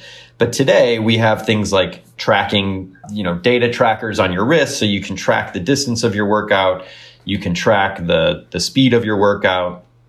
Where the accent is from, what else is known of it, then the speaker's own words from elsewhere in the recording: Elmhurst, Illinois, United States; I grew up in Elmhurst.